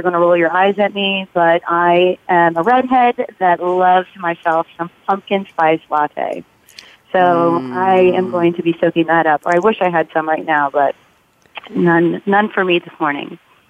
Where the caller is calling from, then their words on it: San Francisco, California, United States; I am in San Francisco overlooking the very foggy Golden Gate Bridge.